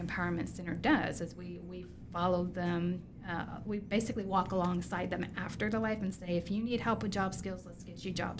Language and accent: English; Texas, United States; I'm from Texas